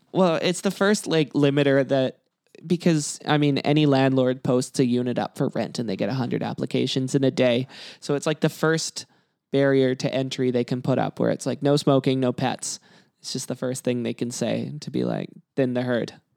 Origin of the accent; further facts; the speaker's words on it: Kelowna, British Columbia, Canada; now in Vancouver, Canada; I'm from Kelowna, which isn't too far away